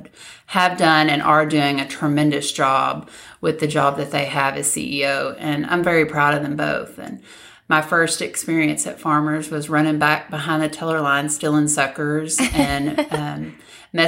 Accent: Magnolia, Arkansas, United States; moved away as an adult; originally from Magnolia, born and raised, and still have a big heart that lives in Magnolia

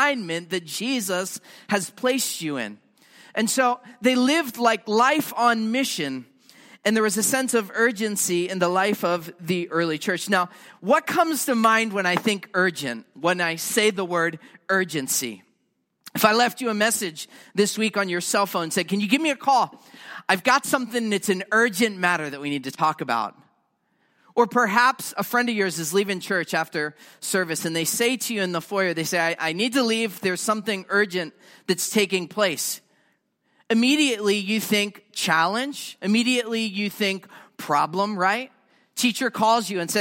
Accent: United States; I'm an American, but I'm a Christian first

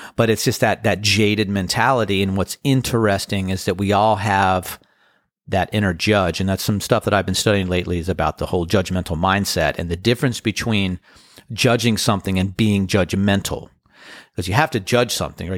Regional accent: Annapolis, Maryland, United States; First time ever playing in Annapolis. That's my hometown

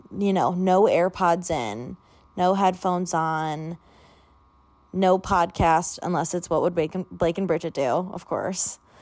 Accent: Illinois, United States; moved away as an adult; now in Washington, D.C., United States; I grew up in Illinois, which is very flat.

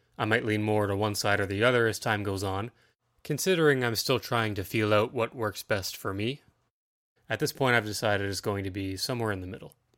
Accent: Ontario, Canada; I'm a nineties kid that lives in Ontario, Canada. Yes, I am Canadian

